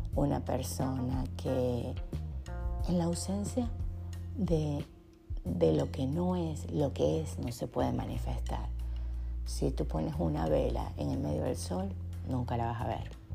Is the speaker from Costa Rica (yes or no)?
no; Punto Fijo, Falcón, Venezuela; punto fijo, que es donde yo nací en Venezuela